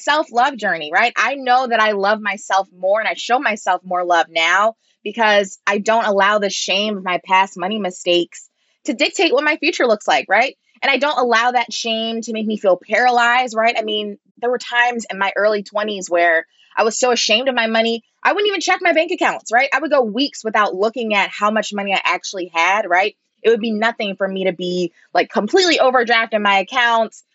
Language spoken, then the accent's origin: English; Baltimore, Maryland, United States; moved away as an adult; also born or lived in New York City; growing up in Baltimore